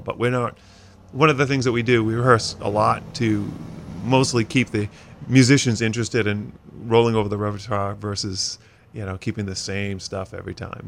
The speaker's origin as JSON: {"language": "English", "town": "Skowhegan", "region": "Maine", "country": "United States", "tie": "born or raised there", "said": "hometown of Skowhegan is where I grew up"}